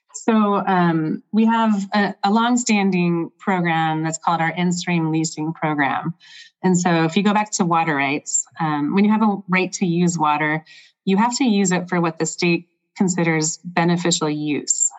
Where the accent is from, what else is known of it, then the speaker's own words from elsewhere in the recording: Michigan, United States; now in Central Oregon, United States; I grew up on lakes in Michigan